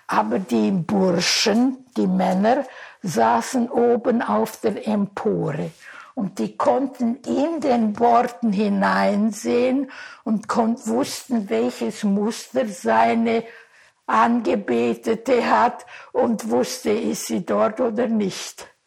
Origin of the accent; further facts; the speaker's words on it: Talmisch, Sibiu County, Romania; born there; also born or lived in Großau; Gut, wir, ich bin ja hier in Talmisch geboren und dann kam ich nach Großau.